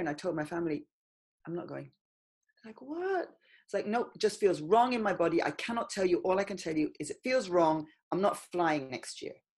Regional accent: Ireland; now in London, United Kingdom; I grew up in Ireland in the countryside.

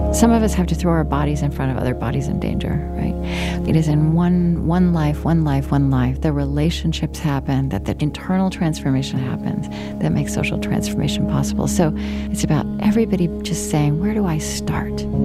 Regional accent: Oklahoma, United States; moved away as an adult; also born or lived in Berlin, Germany; I grew up in Oklahoma and then I was in Europe for 10 years

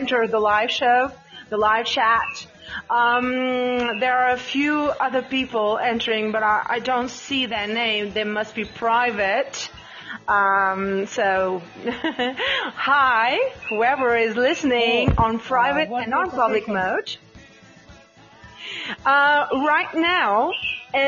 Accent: Portugal; first language Portuguese; English is a second language; I'm from Portugal.

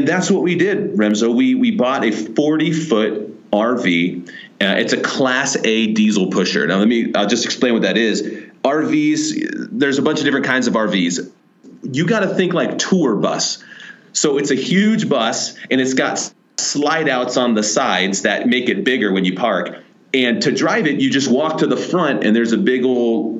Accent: Columbus, Ohio, United States; moved away as an adult; we're from Columbus, Ohio

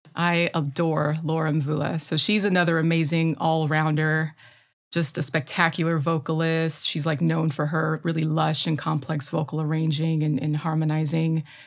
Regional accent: Midwest, United States; accent: Midwestern; my terrible Midwestern accent

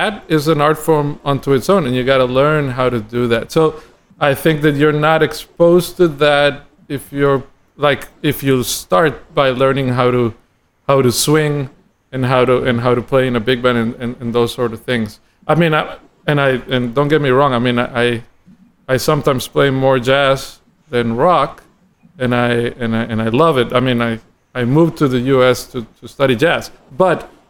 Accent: San José, Costa Rica; moved away as an adult; now in Miami, United States; I'm from Costa Rica, San Jose, Costa Rica, and I grew up in the city

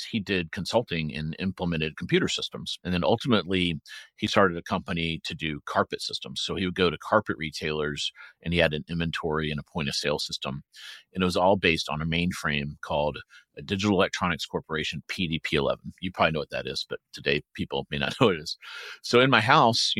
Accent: Aiken, South Carolina, United States; also born or lived in Research Triangle Park, North Carolina; now in Research Triangle, United States; I grew up in Aiken

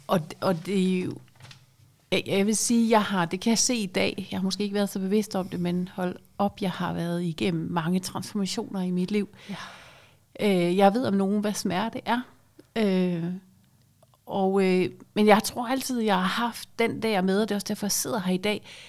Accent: Aarhus, Central Denmark Region, Denmark; moved away as an adult; also born or lived in Zealand; er født og opvokset i Aarhus

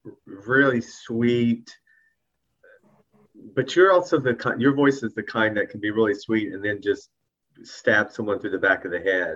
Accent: the South, United States; accent: southern; But seeing my southern accent has gotten thicker and thicker since we've been talking.

